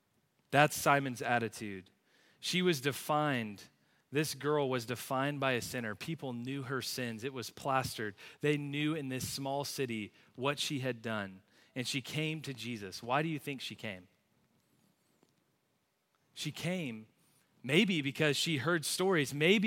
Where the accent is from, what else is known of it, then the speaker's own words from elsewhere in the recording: Plano, Texas, United States; I grew up in Plano, right down the road, went to Plano Senior High, went to a church on the other side of town.